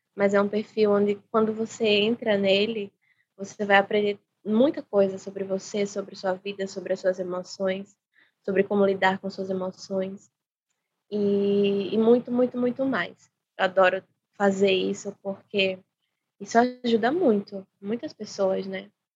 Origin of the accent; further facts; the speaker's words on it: Maceió, Alagoas, Brazil; sou de Maceió